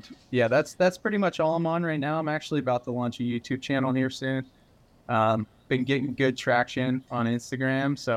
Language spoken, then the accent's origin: English; Pennsylvania, United States; also born or lived in Houston, Texas; now in South Carolina, United States; I grew up in Pennsylvania, had a bunch of hardwood trees and like the mountains. I grew up in the Appalachian Mountains.